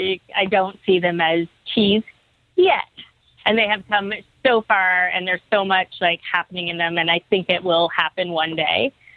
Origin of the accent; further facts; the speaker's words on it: Toronto, Ontario, Canada; I'm from Toronto.